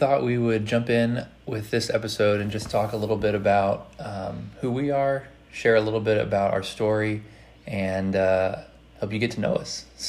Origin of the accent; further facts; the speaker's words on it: Southern Indiana, United States; moved away as an adult; now in Louisville, United States; We live in Louisville, Kentucky. We're originally both from Indiana, mm-hmm. Met in college. I'm from Southern Indiana